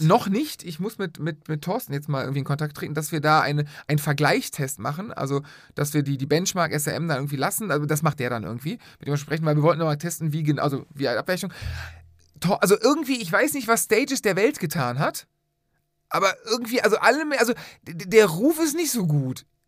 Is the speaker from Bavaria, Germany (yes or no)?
no; Cologne, North Rhine-Westphalia, Germany; wir sind Rheinländer, wir sind Kölner.